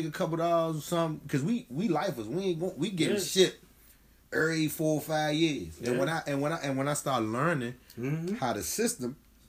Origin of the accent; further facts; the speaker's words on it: Washington, District of Columbia, United States; I said, I'm from Southeast.